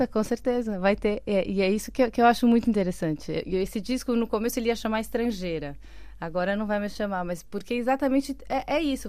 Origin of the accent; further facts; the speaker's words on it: São Paulo, Brazil; moved away as an adult; now in Portugal; Eu sou de São Paulo, uhum. é, morei minha vida inteira lá.